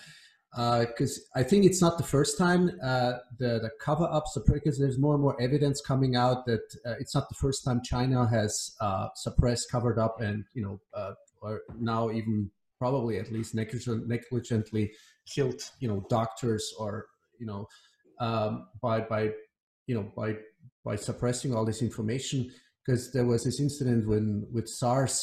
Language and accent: English; Iran; we're both from Iran